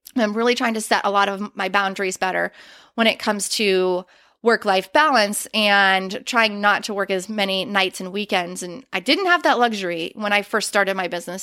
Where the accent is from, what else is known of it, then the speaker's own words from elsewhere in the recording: Western Pennsylvania, United States; moved away; I am originally from Western Pennsylvania